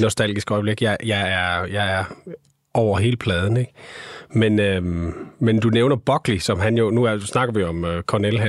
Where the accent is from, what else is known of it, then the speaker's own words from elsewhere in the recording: Skanderborg, Central Denmark Region, Denmark; Jeg kommer fra Skanderborg